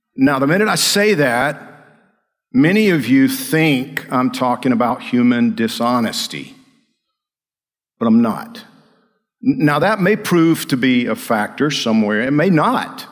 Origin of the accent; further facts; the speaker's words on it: Georgia, United States; I'm from Georgia